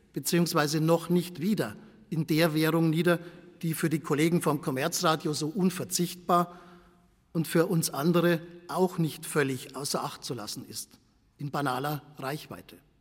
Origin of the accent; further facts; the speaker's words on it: Bavaria, Germany; accent: Bavarian; Ich komme vom Bayerischen Rundfunk, wie Sie an meinem Akzent sicher unschwer erkennen können